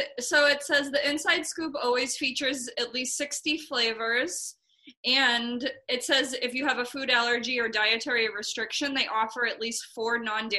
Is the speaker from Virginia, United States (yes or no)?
no; near Sharon, Massachusetts, United States; Crescent Ridge and Sharon, like close to where I grew up